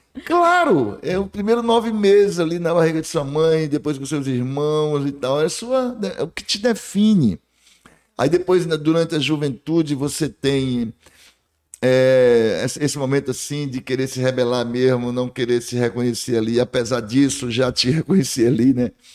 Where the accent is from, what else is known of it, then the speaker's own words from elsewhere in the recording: Barreiras, Bahia, Brazil; also born or lived in Juazeiro, Bahia / Salvador, Bahia; Eu nasci em Juazeiro da Bahia, cheguei aqui com cinco anos, através de barca ali no Rio, aqui no Rio, Rio São Francisco